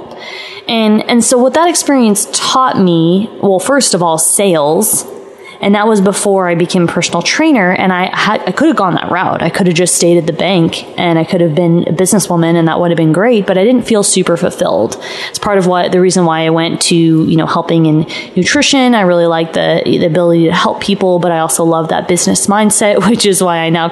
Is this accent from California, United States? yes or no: yes; Los Angeles, California, United States; moved away as an adult; also born or lived in Arizona; I'm from LA, I'm from California, and I left and went to school in Arizona.